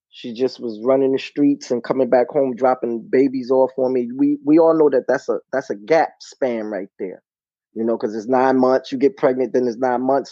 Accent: New York City, New York, United States; moved away as an adult; now in Connecticut, United States; I'm from Brooklyn, New York.

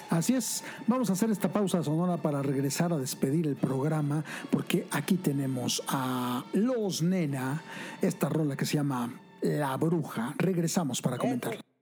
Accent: Mexico; como mexicanos

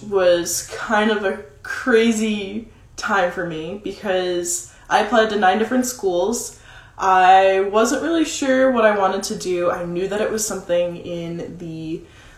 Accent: Massachusetts, United States; moved away as an adult; also born or lived in Vermont; now in Nashville, United States; I grew up in Massachusetts

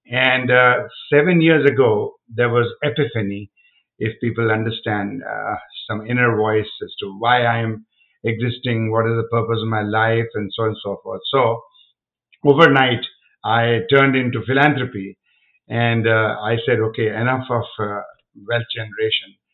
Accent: India; now in United States; I'm from India

